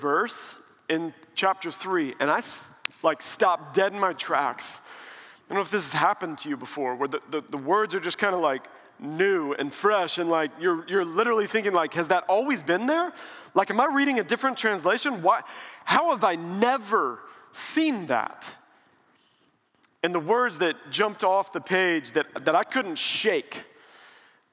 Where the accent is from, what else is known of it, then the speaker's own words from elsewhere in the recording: Springfield, Missouri, United States; now in Dallas, United States; I grew up in Springfield, Missouri, and now in Dallas